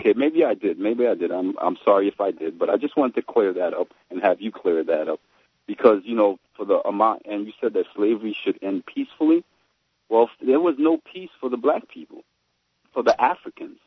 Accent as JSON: {"language": "English", "country": "Haiti", "said": "I'm from Haiti"}